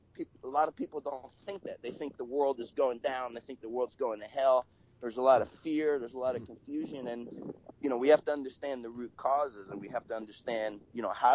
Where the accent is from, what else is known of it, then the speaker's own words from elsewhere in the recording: United States; I'm American